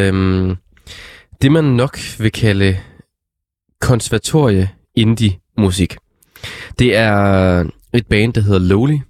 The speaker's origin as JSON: {"language": "Danish", "town": "Struer", "region": "Central Denmark Region", "country": "Denmark", "said": "Struer, som, hvor jeg kommer fra"}